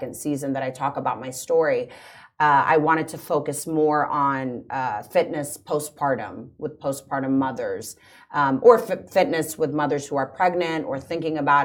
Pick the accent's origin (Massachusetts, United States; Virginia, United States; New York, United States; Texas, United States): Virginia, United States; Washington, D.C. area; moved away as an adult; also born or lived in Los Angeles, United States; now in Dubai, United Arab Emirates; I'm from the States, actually, originally. From Washington, D.C., right outside of D.C. in Virginia.